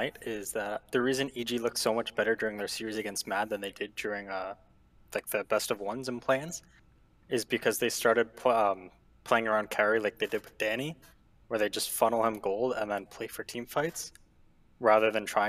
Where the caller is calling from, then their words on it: Ontario, Canada; Ontario, Canada.